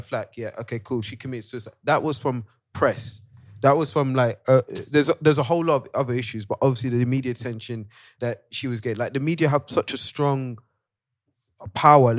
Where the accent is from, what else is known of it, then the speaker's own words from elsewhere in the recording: Nigeria; As a Nigerian